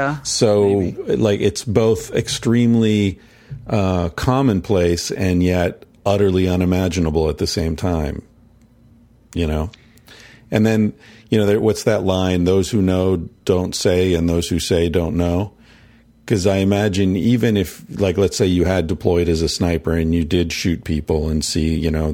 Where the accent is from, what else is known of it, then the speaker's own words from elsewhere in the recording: United States; growing up in American culture